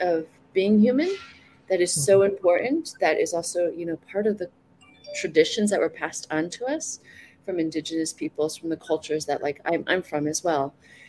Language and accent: English; United States; moved away as an adult; now in Haiti; I'm Chinese American. My parents were born in China, raised in Taiwan. I was born in the US.